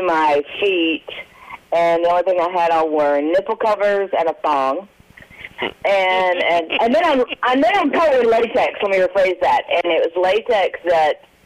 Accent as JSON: {"language": "English", "town": "Nashville", "region": "Tennessee", "country": "United States", "said": "I'm from Nashville"}